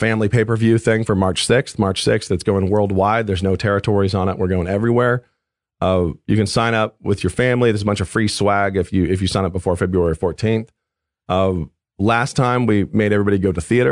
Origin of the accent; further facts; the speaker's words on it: the Northwest, Pacific Northwest, United States; coming from the Northwest, a landlubber.